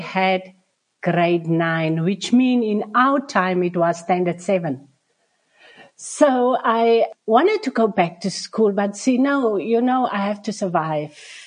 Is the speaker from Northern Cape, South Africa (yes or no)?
yes; Nababeep, Northern Cape, South Africa; also born or lived in Springbok; I'm from the Northern Cape in the Namakwa district. So we are based in Springbok, the capital town here around. So my birth town is just around the corner, around about 17 kilometers from here. It's Nababib, the Maokeep copper mine town. So I was born there